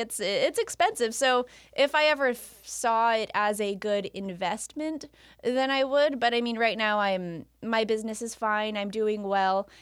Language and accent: English; Roseville, California, United States; also born or lived in Lincoln, California; I grew up, born and raised in Roseville.